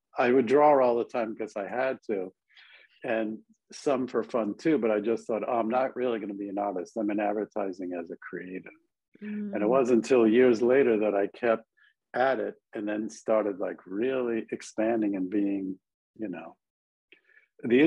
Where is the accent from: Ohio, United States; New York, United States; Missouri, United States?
New York, United States; Long Island; moved away as an adult; also born or lived in Buffalo, New York / Manhattan, New York; I grew up on Long Island